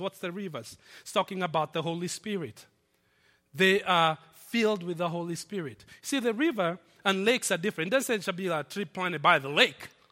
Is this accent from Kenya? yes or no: yes; Nairobi, Kenya; moved away; my hometown, Nairobi